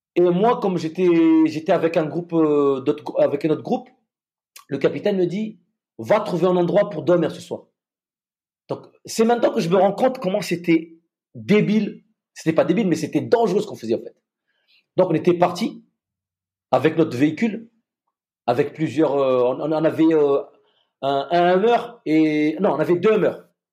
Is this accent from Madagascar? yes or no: yes; Madagascar; moved away; là d'où je viens, je viens de Madagascar.